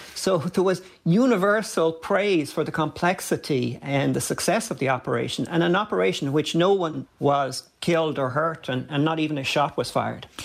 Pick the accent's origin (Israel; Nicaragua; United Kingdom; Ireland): Ireland; Dublin, Leinster; when I was a kid growing up in Dublin.